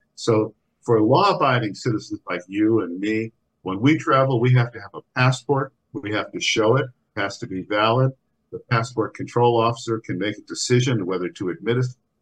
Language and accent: English; United States; we Irish Americans